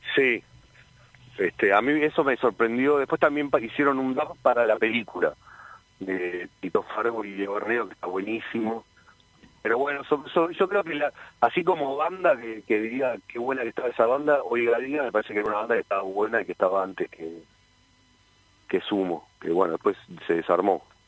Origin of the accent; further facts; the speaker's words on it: Hurlingham, Buenos Aires Province, Argentina; moved away as an adult; yo soy de Hurlingham, de, viví ahí desde los nueve años hasta los 25